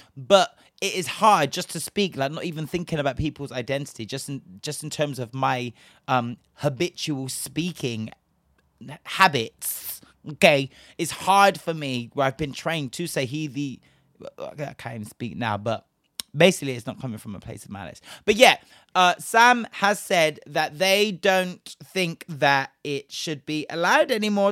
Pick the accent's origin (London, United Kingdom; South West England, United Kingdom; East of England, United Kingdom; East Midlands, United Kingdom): South West England, United Kingdom; Bristol; my hometown is Bristol. For those of you that don't know, I am originally from Bristol